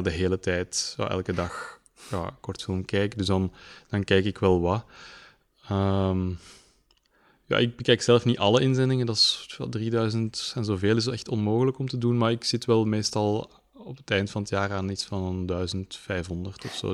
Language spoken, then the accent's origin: Dutch; Leuven, Flanders, Belgium; ik ben in Leuven geboren, ehm, in Leuven naar school geweest